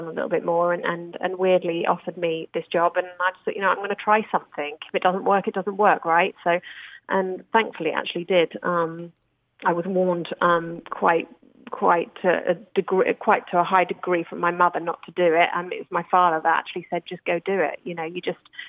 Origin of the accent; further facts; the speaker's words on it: Bromborough, North West England, United Kingdom; moved away as an adult; also born or lived in London; now in Dubai, United Arab Emirates; I'm originally from the Wirral. Grew up in Bromborough.